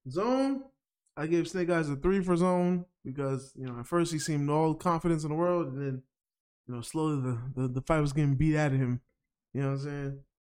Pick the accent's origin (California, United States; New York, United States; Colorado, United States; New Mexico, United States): New York, United States; as a New Yorker